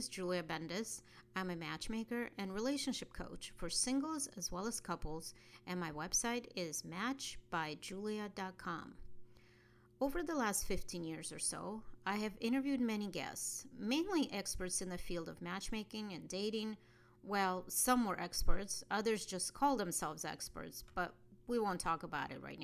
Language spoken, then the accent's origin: English; Russia; born or raised there; moved away